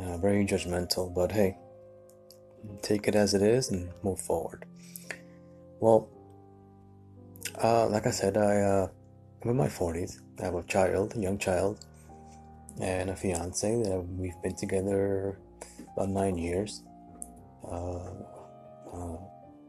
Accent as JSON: {"language": "English", "town": "New York City", "region": "New York", "country": "United States", "said": "I'm originally from New York City."}